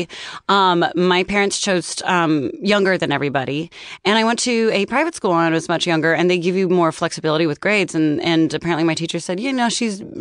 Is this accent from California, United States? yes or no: yes; Castro Valley, California, United States; I'm from Castro Valley, California.